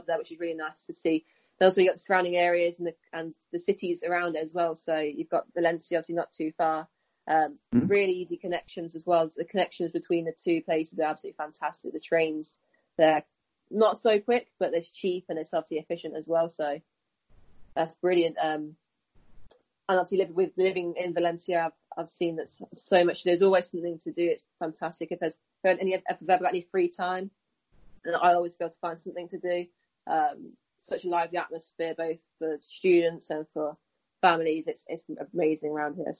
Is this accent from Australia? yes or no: no; Leicester, East Midlands, United Kingdom; moved away as an adult; also born or lived in Chester, England / Chicago, United States; My hometown's Leicester